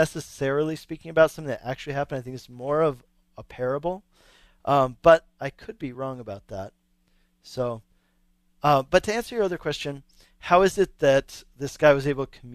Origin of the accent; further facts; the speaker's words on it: Longmont, Colorado, United States; here in my hometown of Longmont, Colorado